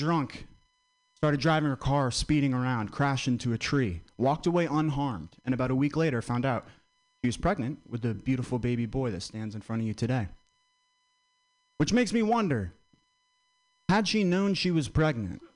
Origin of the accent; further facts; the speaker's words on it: Vermont, United States; I'm from Vermont